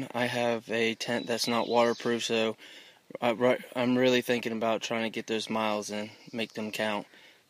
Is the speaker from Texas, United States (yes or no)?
yes; Texas, United States; from Texas.